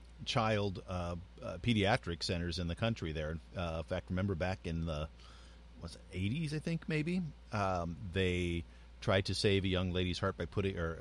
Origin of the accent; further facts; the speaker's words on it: New Mexico, United States; also born or lived in Southern California / Pennsylvania; now in California, United States; I grew up in New Mexico and Southern California, so I'm used to having Mexican food at every corner